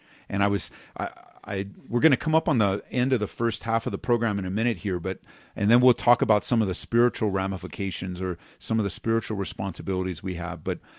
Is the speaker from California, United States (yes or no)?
yes; California, United States; because, like, I came from Southern California.